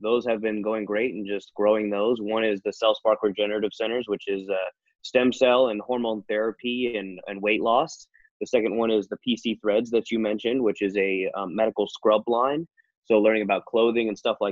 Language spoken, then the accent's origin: English; Northern California, United States; moved away as an adult; also born or lived in England; now in Las Vegas, United States; I was born and raised in Northern California